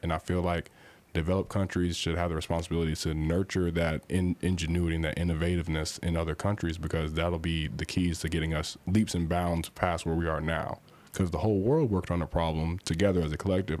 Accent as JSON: {"language": "English", "town": "Louisville", "region": "Kentucky", "country": "United States", "tie": "born or raised there", "also_born_or_lived": "Indianapolis, Indiana", "said": "I was born in Indianapolis, and I moved down to Louisville when I was relatively young and was raised in the area"}